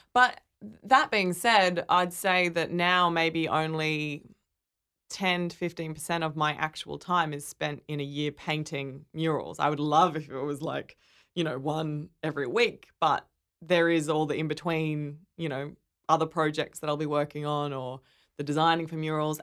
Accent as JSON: {"language": "English", "town": "Brisbane", "region": "Queensland", "country": "Australia", "tie": "born or raised there", "moved": "as an adult", "lives_now": "Sydney, Australia", "said": "I grew up in Brisbane"}